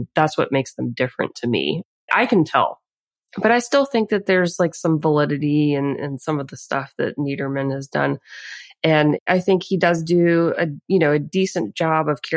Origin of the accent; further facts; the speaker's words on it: Bible Belt, Louisiana, United States; grow up behind a family bar and to live in the swamp and, you know, kind of have that perspective of growing up in the Bible Belt